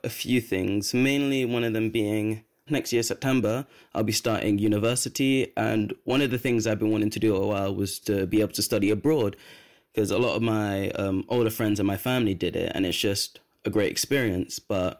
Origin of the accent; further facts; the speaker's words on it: London, United Kingdom; I'm from Brent